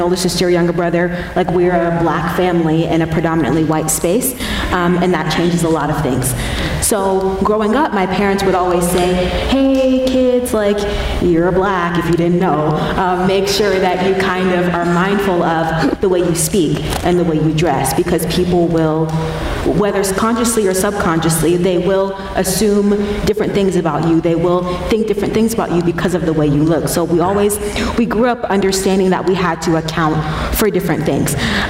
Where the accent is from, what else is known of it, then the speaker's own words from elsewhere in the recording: Colorado Springs, Colorado, United States; Yeah. So I grew up in Colorado Springs. That's where I was born and raised.